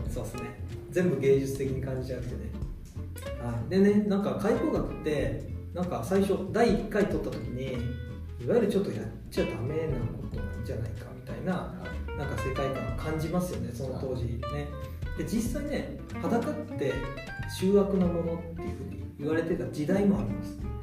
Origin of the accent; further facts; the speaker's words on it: Ehime, Japan; moved away as an adult; also born or lived in Tokushima; 愛媛県の出身で徳島に行ってたので徳島大学で